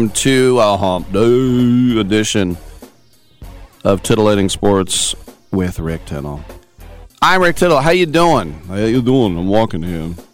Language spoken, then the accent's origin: English; Queens, New York, United States; My husband's from Brooklyn and my I'm from Queens.